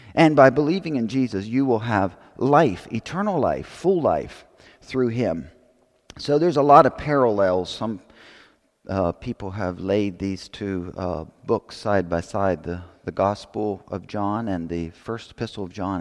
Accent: Pennsylvania, United States; I grew up in Pennsylvania

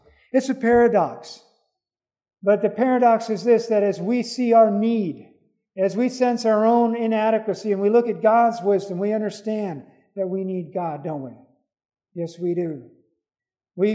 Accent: Belize; I remember as a youngster growing up in Belize, we used to go down Saturday. We would catch an early bus and go down to Belize City and pass out tracts.

